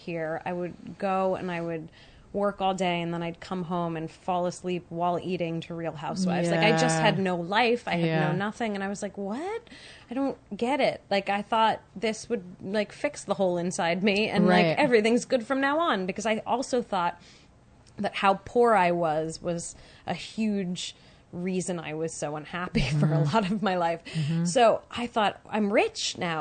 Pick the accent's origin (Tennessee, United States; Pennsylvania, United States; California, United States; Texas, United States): California, United States; San Francisco; I grew up in San Francisco